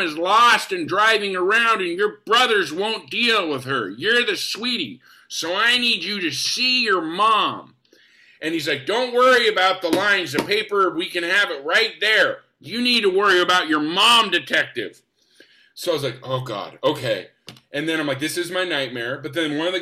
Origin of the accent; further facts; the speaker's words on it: Spokane, Washington, United States; moved away; I'm from Spokane